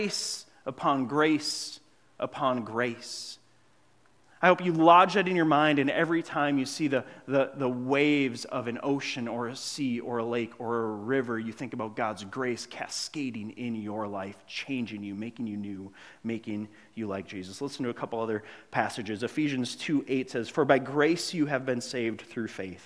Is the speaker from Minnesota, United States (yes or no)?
yes; Grand Marais, Minnesota, United States; moved away; I grew up in Grand Marais by Lake Superior.